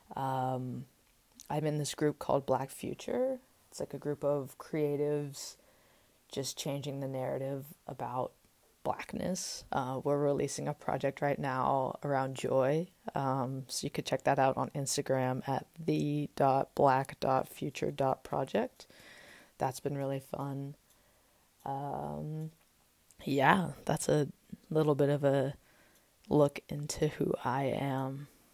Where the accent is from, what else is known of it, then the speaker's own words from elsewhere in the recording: Austin, Texas, United States; also born or lived in Las Vegas, Nevada; I was born in Las Vegas, Nevada in nineteen ninety-eight. Uh, my dad was stationed in the Air Force there, and he was in Korea a little bit, and when he retired when I was six, we moved with my two-year-old brother to Austin and sort of set up life there.